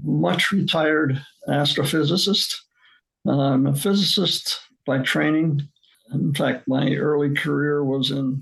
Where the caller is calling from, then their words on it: Baltimore, Maryland, United States; I'm calling from my retirement home in Baltimore, Maryland.